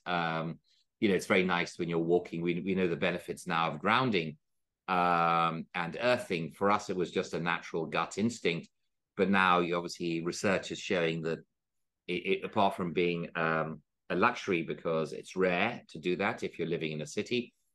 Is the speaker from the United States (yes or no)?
no; India; moved away; also born or lived in Oxford; I was from India